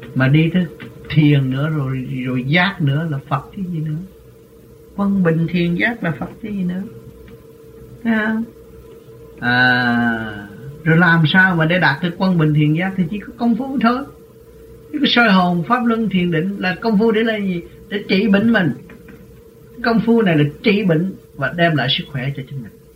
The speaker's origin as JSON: {"language": "Vietnamese", "country": "Vietnam"}